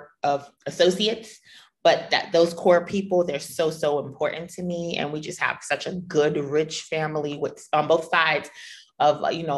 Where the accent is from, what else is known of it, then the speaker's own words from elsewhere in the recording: New York, United States; moved away as an adult; being a New Yorker